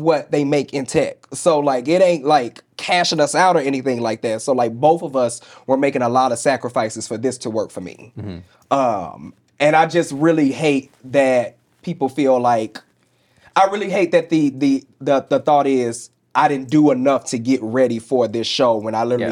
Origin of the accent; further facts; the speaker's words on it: St. Louis, Missouri, United States; moved away; I grew up in the Bible Belt. I grew up I grew up in St. Louis, Missouri.